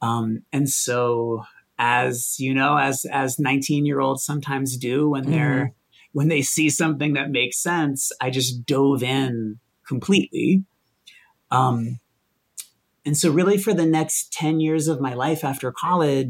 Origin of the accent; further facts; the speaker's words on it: Boston, Massachusetts, United States; I grew up in Boston, with like a single alcoholic mom